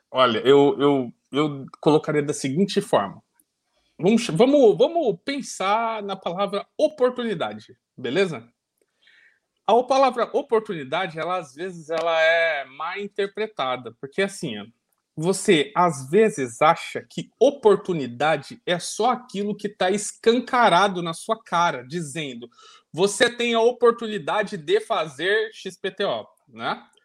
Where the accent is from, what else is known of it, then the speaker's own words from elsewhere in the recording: Salvador, Bahia, Brazil; eu posso dizer é assim, ô Bruna, eu sou de SSA e já era, meu.